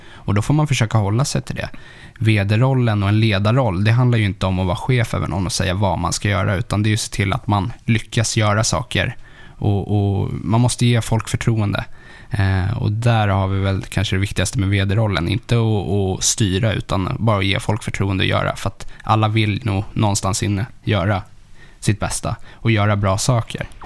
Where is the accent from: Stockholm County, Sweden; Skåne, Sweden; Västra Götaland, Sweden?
Stockholm County, Sweden; Stockholm; Sätra, alltså en, eh, lite söder om Stockholm